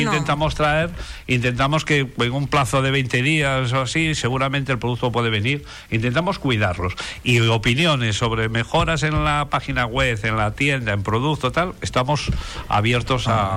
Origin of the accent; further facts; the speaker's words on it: Asturias, Spain; now in Canary Islands, Spain; mi tierra, que es Asturias